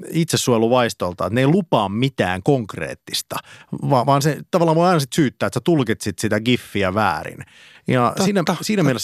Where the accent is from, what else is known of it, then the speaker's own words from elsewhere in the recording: Karelia, Finland; Öö, mä oon karjalainen